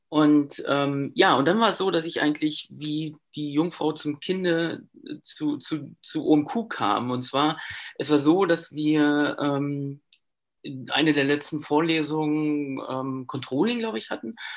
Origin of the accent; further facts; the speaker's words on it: Brandenburg, Germany; Ich kam oder ich komme halt auch aus Brandenburg